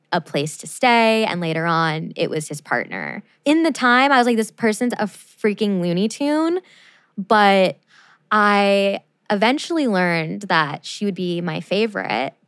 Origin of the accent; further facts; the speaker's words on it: Arizona, United States; also born or lived in Chicago, Illinois; I'm originally from Chicago, Illinois. I moved to Arizona when I was 8 years old